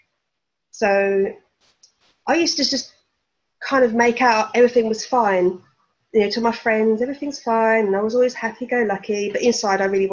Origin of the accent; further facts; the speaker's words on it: Essex, East of England, United Kingdom; moved away as an adult; now in Norfolk, United Kingdom; I'm originally from Essex, but now I live in Norfolk